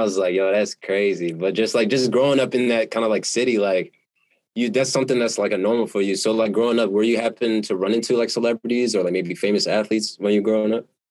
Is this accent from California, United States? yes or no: yes; San Diego, California, United States; also born or lived in Los Angeles; I'm originally from San Diego, California